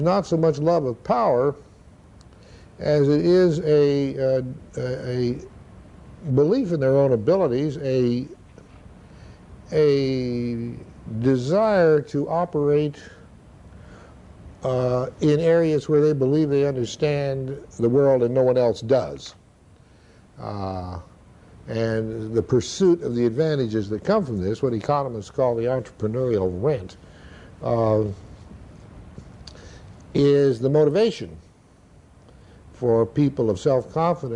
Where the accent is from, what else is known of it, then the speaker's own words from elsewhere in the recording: Idaho, United States; You have to remember where I grew up. I grew up in Idaho at a time when there was a great deal of freedom in nature